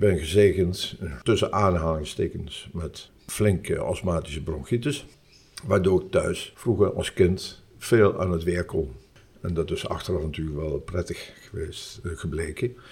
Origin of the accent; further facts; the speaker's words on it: Nijmegen, Gelderland, Netherlands; moved away as an adult; now in Curaçao; ik ben Nijmegenaar.